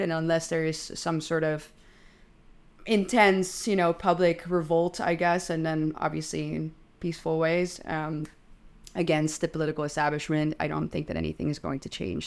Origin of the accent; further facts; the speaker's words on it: Netherlands; I'm twenty-seven, I'm Dutch